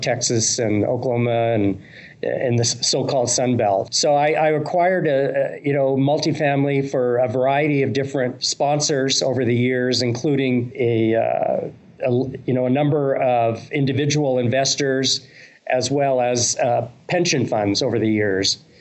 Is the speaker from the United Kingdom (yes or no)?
no; Canada; growing up in Canada